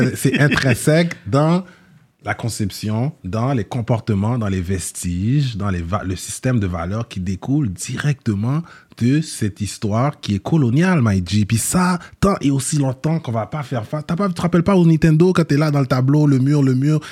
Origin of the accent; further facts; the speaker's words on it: Quebec, Canada; also born or lived in Montréal-Nord; je suis né au Québec, je suis né, j'ai grandi au Québec